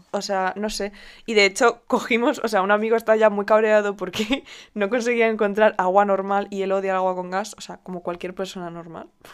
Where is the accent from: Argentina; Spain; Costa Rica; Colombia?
Spain; como buenos españoles